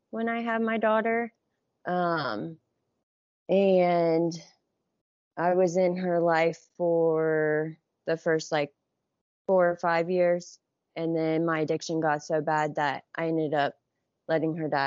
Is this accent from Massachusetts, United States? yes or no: no; Johnstown, Ohio, United States; I grew up in Johnstown, which is like 40, 40 minutes from downtown Columbus.